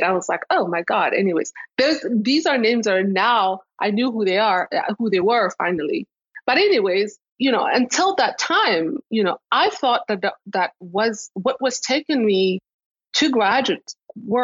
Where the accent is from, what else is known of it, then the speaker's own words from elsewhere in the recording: Rwanda; moved away; also born or lived in Toronto, Canada; I'm from Rwanda. I was born in Rwanda.